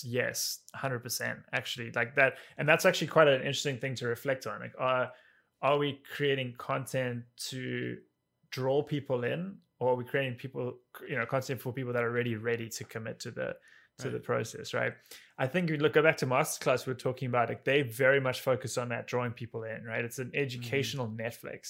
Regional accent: Cape Town, Western Cape, South Africa; moved away as an adult; now in New York, United States; So I grew up in Cape Town, in South Africa. And then 11 years ago, I got an opportunity to come with a company I was working for at the time to come here for 2 years.

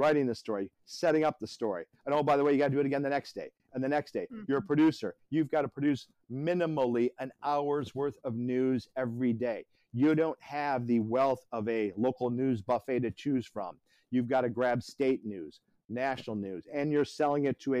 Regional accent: Midwest, United States; also born or lived in Detroit / London / Miami / Atlanta; now in Myrtle Beach, United States; I come from the Midwest

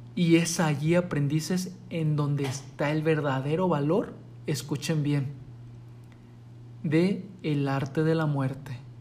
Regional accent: Mexico; en nuestro país, aquí en México

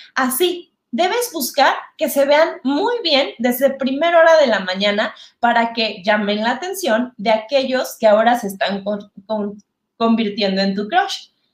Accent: Mexico; soy mexicana, muy mexicana

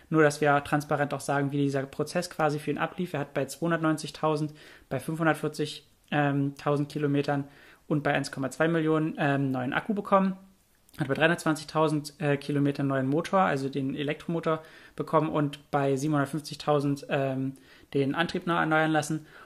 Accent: Germany

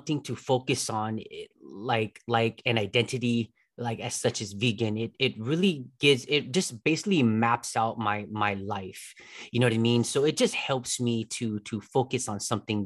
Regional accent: United States; I'm American

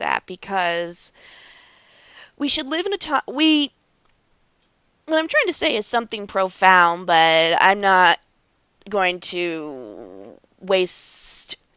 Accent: United States; we're both American kids

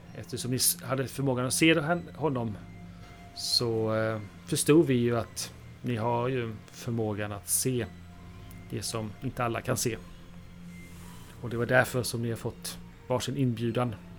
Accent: Halland County, Sweden; also born or lived in Bohuslän; jag är ju en, eh, glad hallänning som, eh, bland, eh, i veckorna befinner mig uppe i Bohuslän

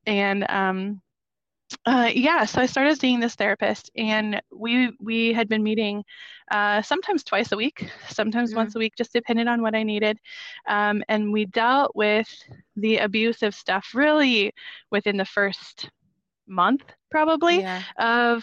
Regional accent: Minnesota, United States; moved away as an adult; now in Florida, United States; We are originally from Minnesota

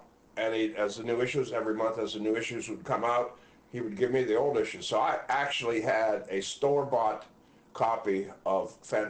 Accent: Midwest, United States; Just the Midwest.

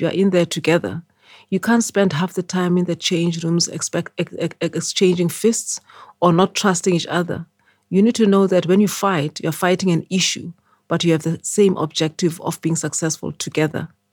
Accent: Eswatini; moved away as an adult; also born or lived in Sophiatown, Johannesburg, South Africa / United Kingdom; now in South Africa; my parents went to stay in Swaziland. And then I grew up in Swaziland

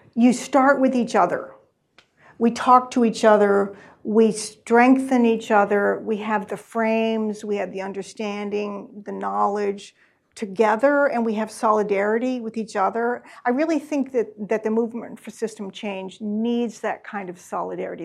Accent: Columbia, Missouri, United States; now in Massachusetts, United States; I am from Missouri, from Columbia, Missouri

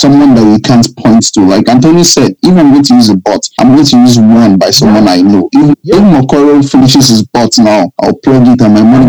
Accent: Nigeria; I'm Nigerian.

